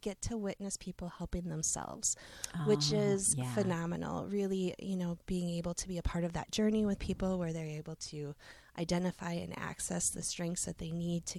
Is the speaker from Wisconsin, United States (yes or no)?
yes; Seymour, Wisconsin, United States; I grew up in this area. I'm a homegrown person. I grew up in Seymour